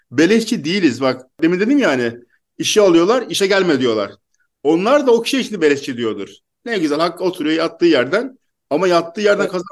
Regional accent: Istanbul, Turkey; now in Mersin, Turkey; Ben İstanbul'da doğdum, büyüdüm. Şimdi Mersin'deyim ama İstanbul'da yaşıyordum.

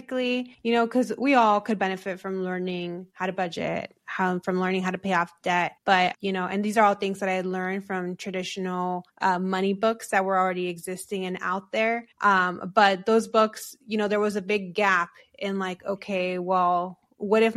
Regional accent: United States; we're also American

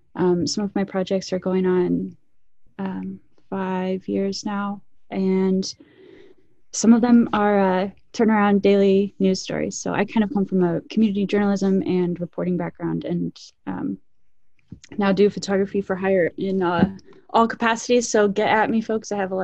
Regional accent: Indianapolis, Indiana, United States; moved away as an adult; now in Phoenix, United States; I came from Indianapolis. I grew up in Indianapolis and live in Phoenix now for about 5.5-6 years.

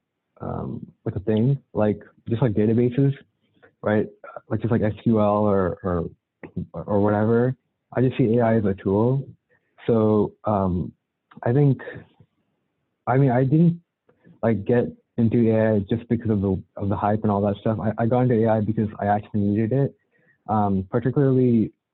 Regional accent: Cupertino, California, United States; I'm from the Bay Area, specifically Cupertino

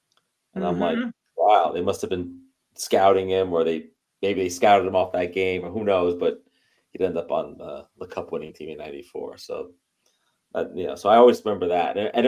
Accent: New York City, New York, United States; I grew up in New York City in an apartment. So it was like space was at a premium.

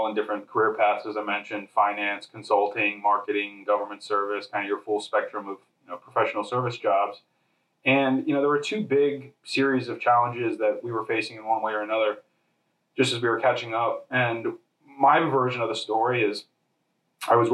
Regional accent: Harrisburg, Pennsylvania, United States; moved away as an adult; also born or lived in New York / Chicago; I was born and raised in Harrisburg, Pennsylvania.

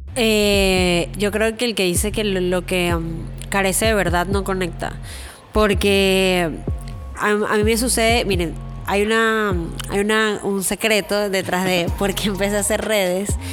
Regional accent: Venezuela; moved away as an adult; also born or lived in New York; now in Miami, United States; venezolana viviendo en los Estados Unidos

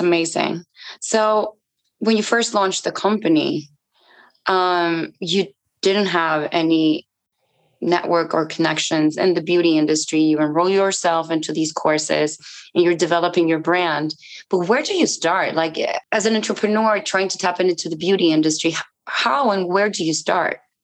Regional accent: Mexico; now in Yucatan, Mexico; I'm Mexican myself, and I live in Yucatan.

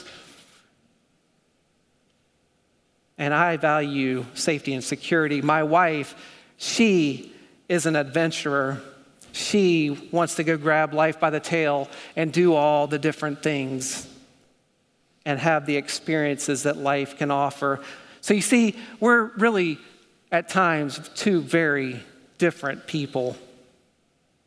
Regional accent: North Carolina, United States; accent: North Carolina; My North Carolina accent

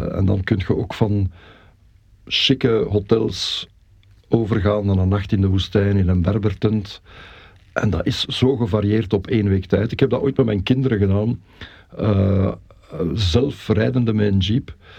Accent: Belgium; now in Mechelen, Belgium; ik ben in, in ons geboortedorp dan ook wel heel actief geweest in het verenigingsleven

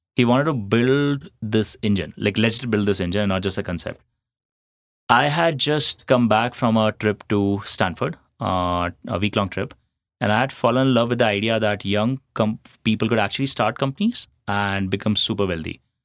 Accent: Ahmedabad, Gujarat, India; moved away as an adult; also born or lived in Jodhpur / Chennai; I'm a Marwadi from Jodhpur, uh, but born and brought up in Ahmedabad

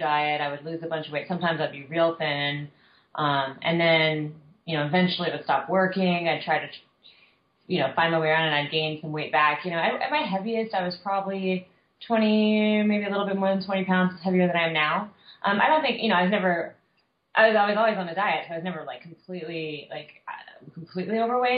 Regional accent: Southern California, United States; I was a kid, and I was growing up in Southern California.

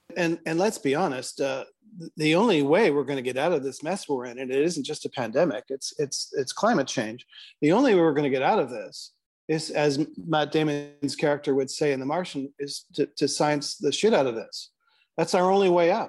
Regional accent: Canada; as a Canadian where I don't really have a horse in this race politically

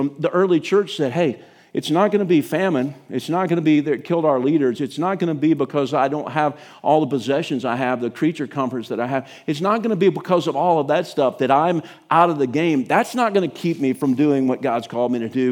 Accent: United States; as an American church

